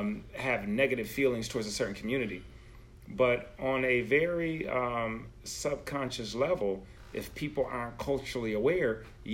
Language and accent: English; Buffalo, New York, United States; moved away; Me being from upstate New York, from Buffalo.